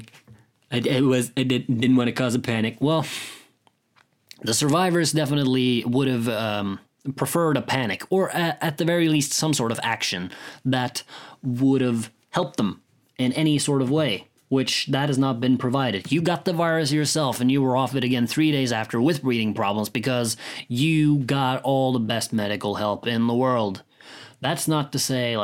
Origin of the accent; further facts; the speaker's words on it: Norway; I come from Norway, where Vikings and such are a prevalent part of our history